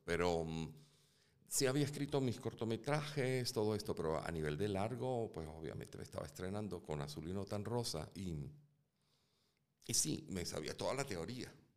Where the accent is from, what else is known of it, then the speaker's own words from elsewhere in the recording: Caracas, Capital District, Venezuela; yo nazco en Caracas.